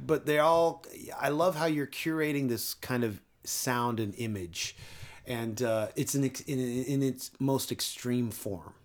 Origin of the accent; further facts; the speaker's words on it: Canada; in Canada, my home country